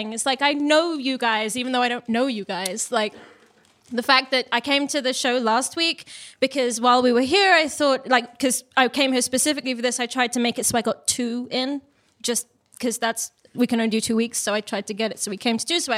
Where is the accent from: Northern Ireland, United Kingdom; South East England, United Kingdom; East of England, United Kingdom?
East of England, United Kingdom; Cambridge; also born or lived in London; I'm from Cambridge, actually